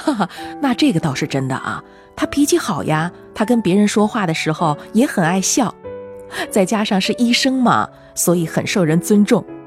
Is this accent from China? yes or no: yes; western Sichuan, China; moved away; 我在我们老家住的那套房